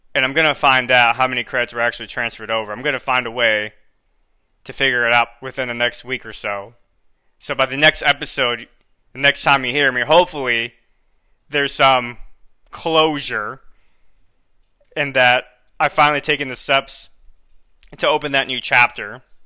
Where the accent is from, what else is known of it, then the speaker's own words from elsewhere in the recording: Florida, United States; moved away as an adult; now in San Antonio, United States; a school that I got accepted in Florida is more or less within the same area or region of my hometown